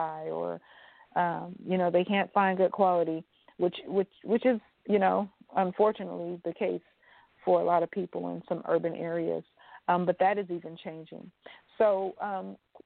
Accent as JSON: {"language": "English", "town": "Los Angeles", "region": "California", "country": "United States", "tie": "born or raised there", "moved": "as an adult", "lives_now": "Atlanta, United States", "said": "growing up in Los Angeles, California"}